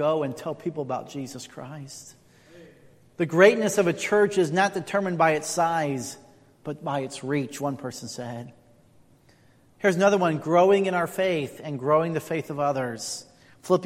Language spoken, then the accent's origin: English; Indiana, United States; moved away; also born or lived in California; I grew up in Indiana.